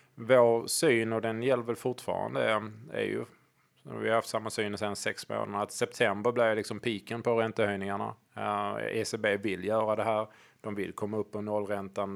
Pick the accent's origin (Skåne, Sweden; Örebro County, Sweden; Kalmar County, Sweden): Skåne, Sweden; Hörby; Hörby, där jag kommer från byn